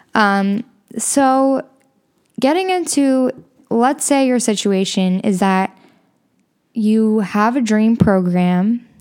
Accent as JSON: {"language": "English", "town": "Chicago", "region": "Illinois", "country": "United States", "said": "I'm from Chicago"}